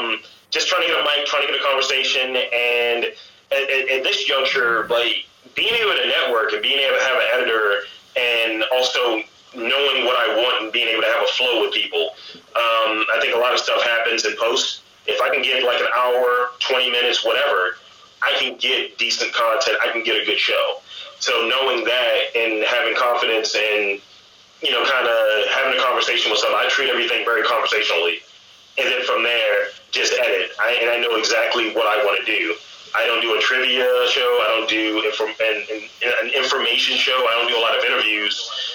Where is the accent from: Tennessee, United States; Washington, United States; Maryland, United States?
Maryland, United States; Baltimore; Yes, I am.